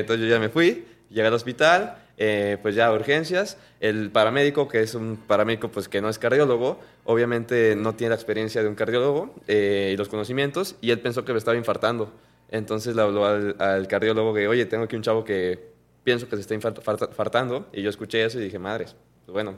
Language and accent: Spanish; Mexico; como mexicanos